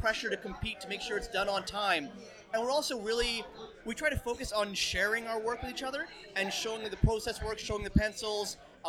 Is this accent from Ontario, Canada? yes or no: yes; Windsor, Ontario, Canada; now in Toronto, Canada; when I was growing up in Windsor